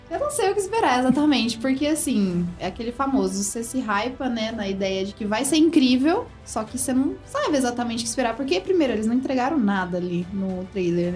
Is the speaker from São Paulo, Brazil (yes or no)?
yes; São Joaquim da Barra, São Paulo, Brazil; now in Ribeirão Preto, Brazil; Eu sou de São Joaquim da Barra e lá, tipo, é muito pequeno, muito pequeno mesmo.